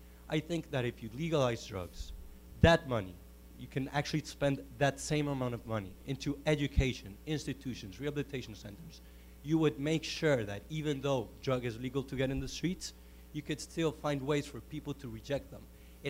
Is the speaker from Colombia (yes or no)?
yes; Medellin, Antioquia, Colombia; moved away as an adult; now in Washington, D.C., United States; I'm a lawyer, Colombian lawyer, currently in Georgetown Law. I'm from Medellin, Colombia.